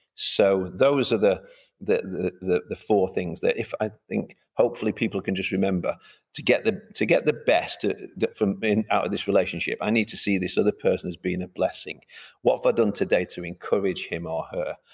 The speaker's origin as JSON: {"language": "English", "town": "Manchester", "region": "North West England", "country": "United Kingdom", "said": "I'm from Manchester originally."}